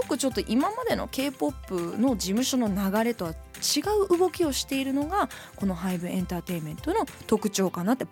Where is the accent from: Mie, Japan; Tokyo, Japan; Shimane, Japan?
Tokyo, Japan; だからやっぱ東京で育ってる、私目黒川で育ってるんで